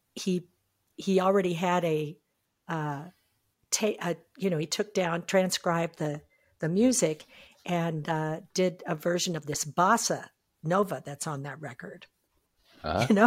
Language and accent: English; Iowa, United States; now in New Mexico, United States; I come from Iowa.